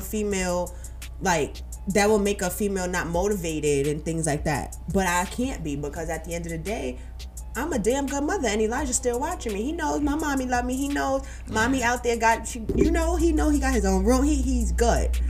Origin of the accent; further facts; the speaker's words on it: New York City, New York, United States; my hometown, New York, Brooklyn, New York